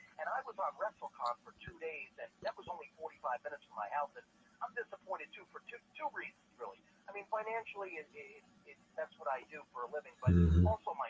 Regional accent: St. Petersburg, Florida, United States; I'm from St. Petersburg originally. Went to school there, wrestled at FSU.

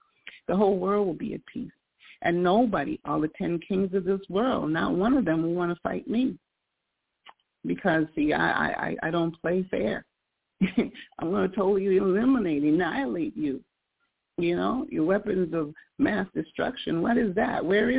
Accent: United States; I'm in this country. I'm in this nation. I was raised in America. I am from Jamaican heritage.

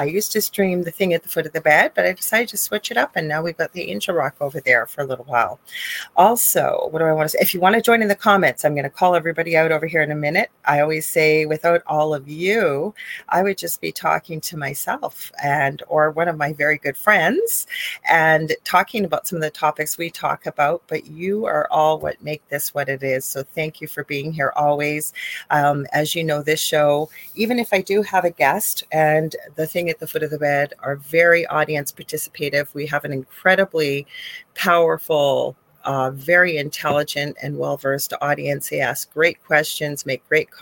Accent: Canada; I am a Canadian spiritual medium

